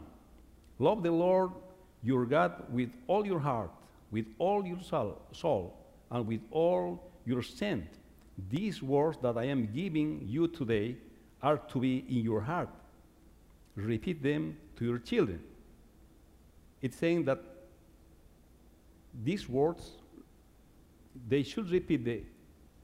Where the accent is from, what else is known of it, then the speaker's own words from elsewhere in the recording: Bolivia; first language Quechua; English is a second language; moved away; I was growing up in Bolivia, I was probably 9 years old